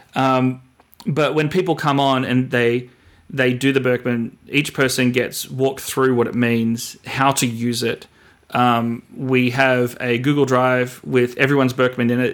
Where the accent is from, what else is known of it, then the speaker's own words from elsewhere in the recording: Australia; moved away as an adult; also born or lived in Sydney; now in United States; myself being an Australian, coming over here